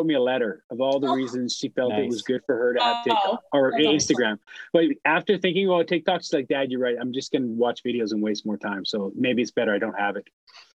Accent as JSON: {"language": "English", "town": "Powell River", "region": "British Columbia", "country": "Canada", "tie": "born or raised there", "also_born_or_lived": "Winnipeg / Vancouver", "moved": "as an adult", "said": "My hometown, Powell River."}